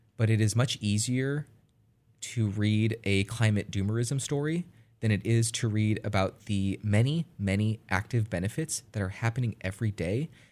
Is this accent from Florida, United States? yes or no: no; California, United States; I'm from California